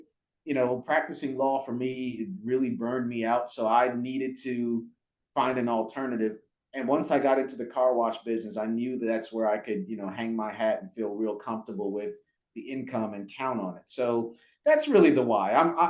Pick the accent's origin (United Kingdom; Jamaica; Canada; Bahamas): Jamaica; Well, so I was born in Jamaica, okay? And raised, my mom, you know, raised myself and my sister on her own, a single parent.